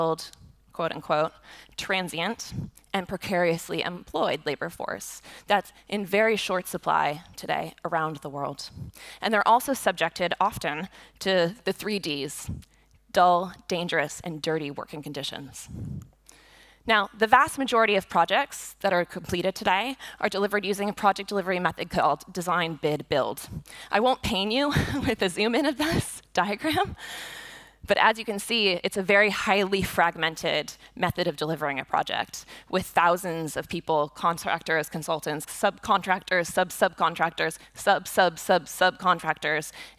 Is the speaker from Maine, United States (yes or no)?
no; Boston, Massachusetts, United States; I grew up in the Boston area, and for the vast majority of my childhood, Big Dig was happening